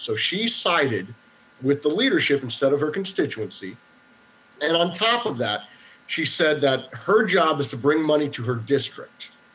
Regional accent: Florida, United States; we're all Floridian, we're all American

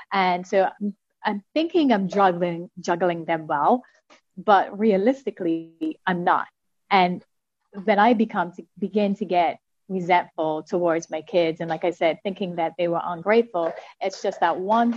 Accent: Bermuda; I am from Bermuda

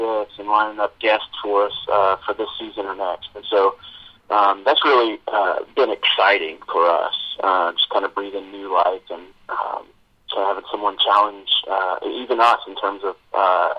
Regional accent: Louisiana, United States; now in North Little Rock, United States; I'm initially from Louisiana

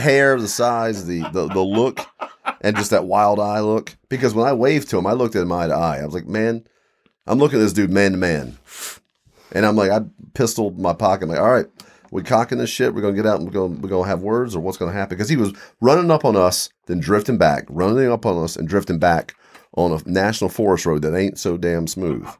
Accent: Eastern Shore, Maryland, Virginia, Mid-Atlantic, United States; I grew up in Mid-Atlantic, Eastern Shore, Maryland, Virginia.

